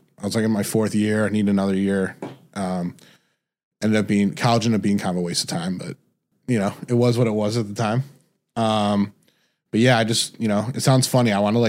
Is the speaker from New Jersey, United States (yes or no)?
no; Detroit, Michigan, United States; moved away as an adult; also born or lived in Indiana / California; I'm originally from Detroit, Michigan.